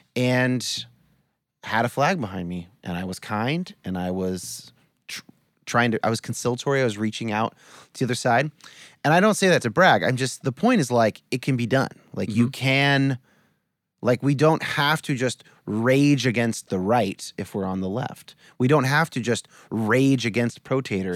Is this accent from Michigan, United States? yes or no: no; California, United States; I was born in 1983 in California